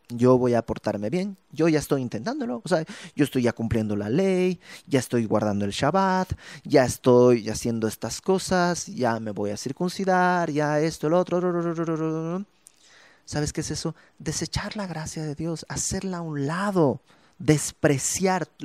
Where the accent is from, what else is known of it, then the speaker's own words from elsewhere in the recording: Bolivia; now in Mexico; por alguna razón me regresa el acento. Es porque es parte de mí. No estoy tratando de portarme como boliviano. No, es parte de mí. Yo soy boliviano, es parte de mí. Y cuando estoy en Bolivia sueno mexicano.